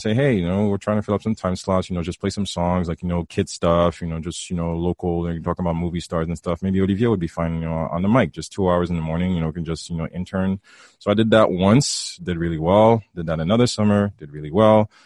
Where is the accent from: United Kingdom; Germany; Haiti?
Haiti; moved away; back in high school, growing up in, growing up in Haiti.